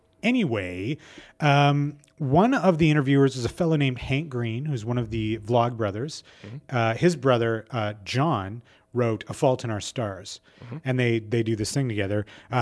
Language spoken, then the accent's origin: English; Canada; We're Canadian.